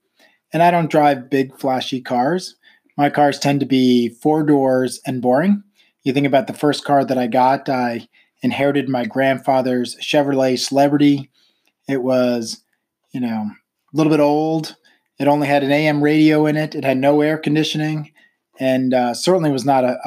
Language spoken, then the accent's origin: English; New York, United States; moved away as an adult; also born or lived in Pennsylvania / Florida / Rhode Island; now in Virginia, United States; I grew up in New York.